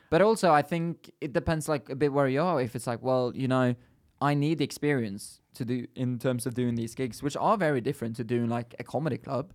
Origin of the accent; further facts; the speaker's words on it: Bergen, Vestland, Norway; moved away as an adult; now in London, United Kingdom; me growing up in Bergen, it's a bit different